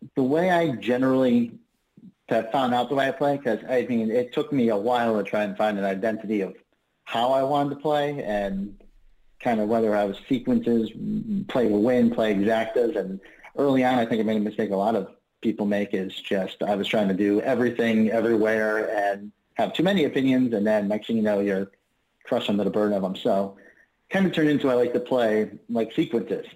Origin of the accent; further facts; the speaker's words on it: Springfield, Massachusetts, United States; Springfield, Mass